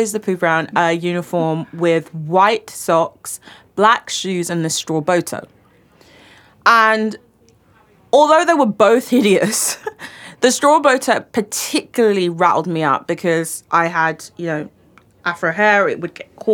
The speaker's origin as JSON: {"language": "English", "region": "London", "country": "United Kingdom", "tie": "born or raised there", "said": "I grew up in the London Borough of Redbridge."}